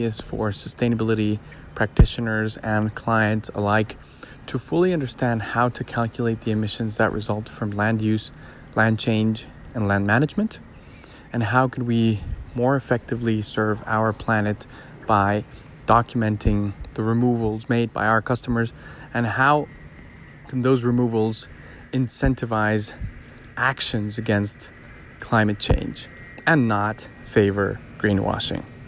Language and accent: English; Colombia; moved away; my home country, Colombia